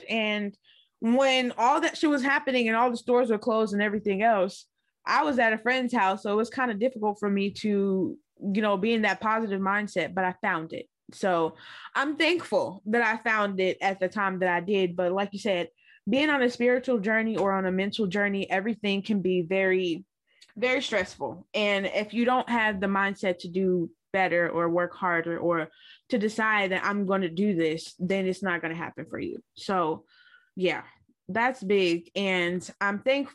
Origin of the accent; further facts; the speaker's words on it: Lubbock, Texas, United States; now in Austin, United States; I'm from Lubbock, Texas, but I've been in Austin since 2009.